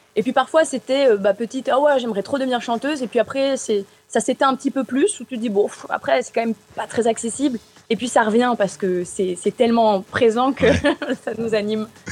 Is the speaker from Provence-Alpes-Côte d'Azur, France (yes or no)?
yes; Arles, Provence-Alpes-Côte d'Azur, France; je suis née donc à Arles, tu en as parlé, mais c'est vrai que j'ai toujours baigné dans une culture très hispanique, avec les ferias